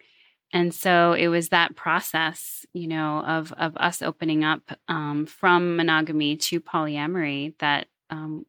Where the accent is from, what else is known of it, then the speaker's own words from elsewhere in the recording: New York City, New York, United States; I grew up in New York City, New York in the United States